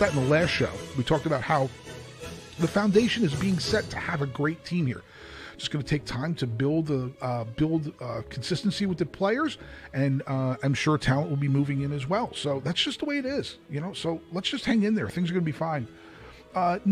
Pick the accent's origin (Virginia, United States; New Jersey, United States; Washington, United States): New Jersey, United States; now in Louisville, United States; I'm from New Jersey